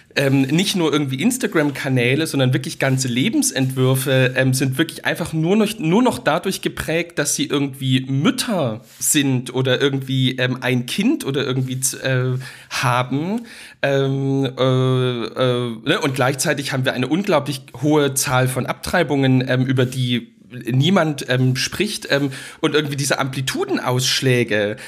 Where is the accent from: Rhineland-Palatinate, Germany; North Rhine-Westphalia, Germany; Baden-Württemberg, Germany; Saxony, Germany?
Saxony, Germany; Dresden; in Dresden, wo ich aufgewachsen bin